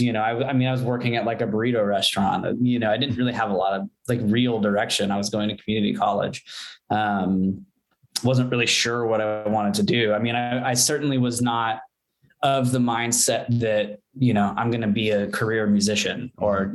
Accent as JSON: {"language": "English", "town": "Bothell", "region": "Washington", "country": "United States", "tie": "born or raised there", "also_born_or_lived": "Texas / Redmond, Washington / Seattle, Washington", "moved": "as an adult", "lives_now": "Los Angeles, United States", "said": "We moved to Bothell when I was 10"}